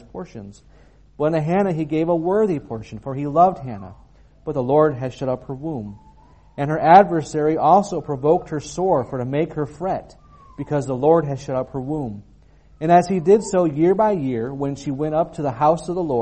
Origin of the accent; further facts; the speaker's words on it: United States; moved away; being an American